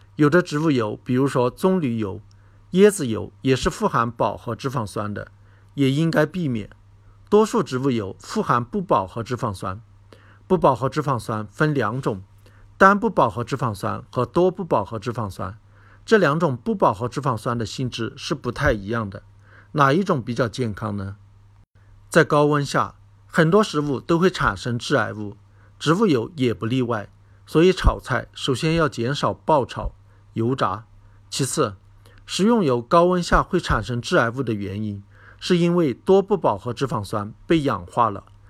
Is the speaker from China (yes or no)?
yes; China; 我们中国人